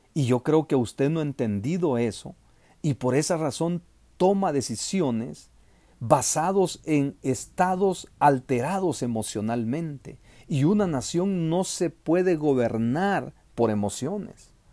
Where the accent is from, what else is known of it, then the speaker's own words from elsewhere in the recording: El Salvador; los salvadoreños tenemos que presionar